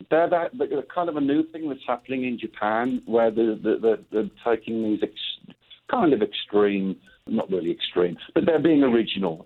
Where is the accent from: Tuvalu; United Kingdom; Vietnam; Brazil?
United Kingdom; England; moved away as an adult; now in Phoenix, United States; as a kid growing up in England